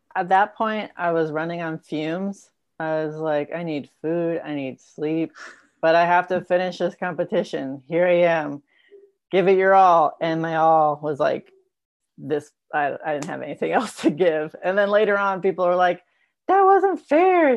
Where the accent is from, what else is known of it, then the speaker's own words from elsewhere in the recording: Raleigh, Missouri, United States; my hometown of Raleigh, Missouri